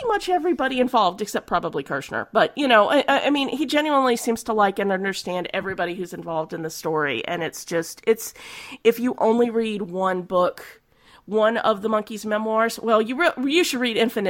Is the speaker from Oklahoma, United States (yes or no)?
yes; Oklahoma, United States; I'm from Oklahoma